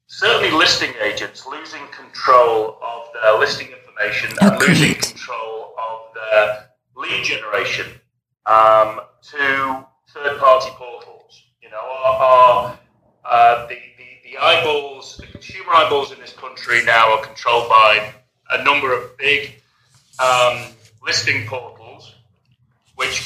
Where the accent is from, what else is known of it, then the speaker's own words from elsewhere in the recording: England, United Kingdom; moved away as an adult; also born or lived in Spain; now in Los Angeles, United States; I hail from the United Kingdom. I'm an English chap.